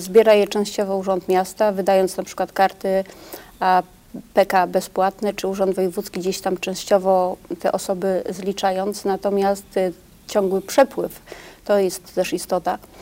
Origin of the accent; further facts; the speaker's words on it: Poznań, Greater Poland, Poland; Ja jestem jako poznanianka Wielkopolanka, nie ukrywam, szalenie dumna